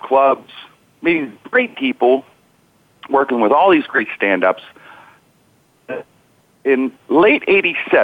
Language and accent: English; Pittsburgh, Pennsylvania, United States; my hometown of Pittsburgh